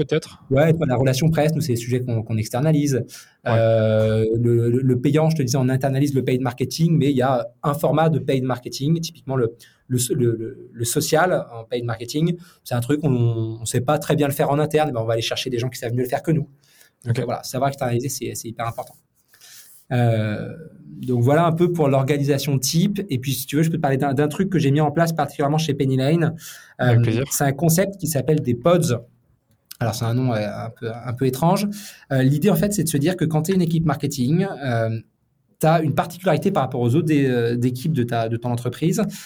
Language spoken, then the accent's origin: French; western France, France; also born or lived in Nantes; je suis originaire de, l'ouest de la France et je vis à Nantes